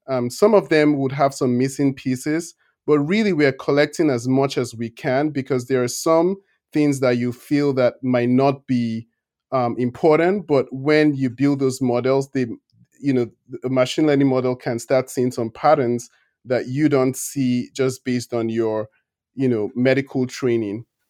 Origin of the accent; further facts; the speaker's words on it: Nigeria; moved away as an adult; now in United States; I'm originally Nigerian